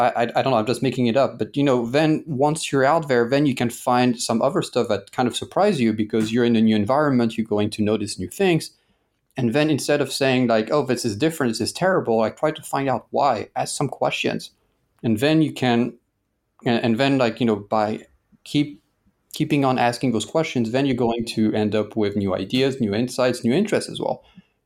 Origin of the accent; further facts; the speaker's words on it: Paris, Île-de-France, France; Like I grew up in Paris, and you know, Paris is one of the most visited cities in the world, at least before COVID.